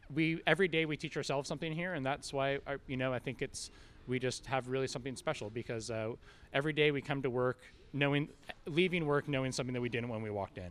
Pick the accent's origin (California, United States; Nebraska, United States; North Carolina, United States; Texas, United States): California, United States; Napa; I was born and raised in Napa